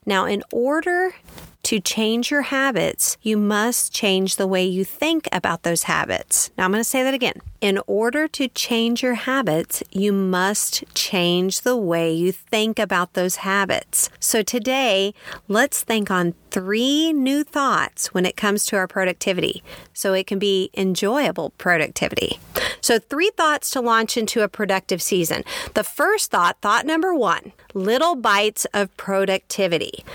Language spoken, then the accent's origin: English; Kansas, United States; born or raised there; also born or lived in Texas